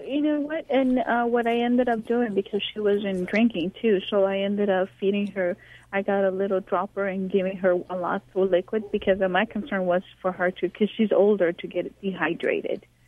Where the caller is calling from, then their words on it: Los Angeles, California, United States; I'm calling from Encino, California.